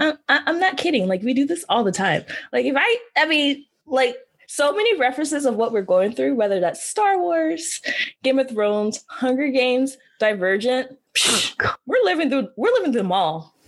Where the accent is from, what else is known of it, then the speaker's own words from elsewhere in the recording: Georgia, United States; Georgia. That's my home state, you know, Peach State, holding it down.